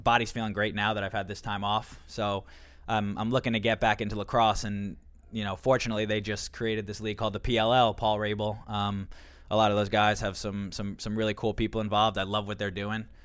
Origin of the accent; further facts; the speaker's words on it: Long Island, New York, United States; growing up on Long Island